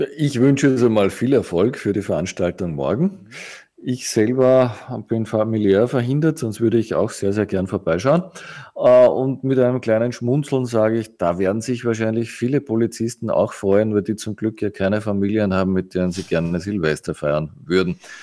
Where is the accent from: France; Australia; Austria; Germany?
Austria; uns als Österreicher